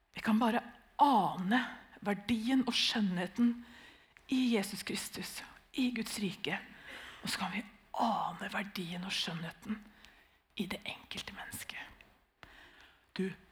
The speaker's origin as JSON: {"language": "Norwegian", "town": "Nissedal", "region": "Telemark", "country": "Norway", "tie": "born or raised there", "said": "Vi er jo født og oppvokst i Nissedal"}